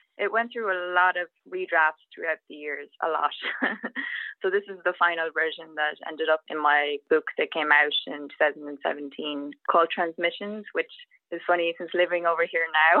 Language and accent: English; Sligo, Connacht, Ireland; moved away as an adult; also born or lived in Galway, Ireland; now in Atlanta, United States; I lived in Galway City for 14 years before I moved here, and I'm from Sligo.